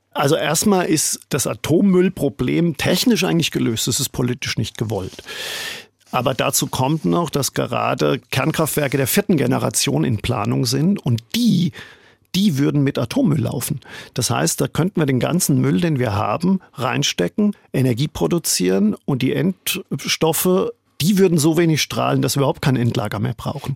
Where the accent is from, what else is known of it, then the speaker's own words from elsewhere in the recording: Germany; moved away as an adult; now in New York, United States; ich bin Deutscher und Valerie, meine Frau, die ist Österreicherin